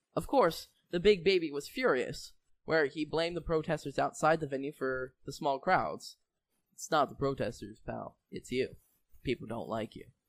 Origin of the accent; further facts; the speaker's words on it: Canada; I'm from Canada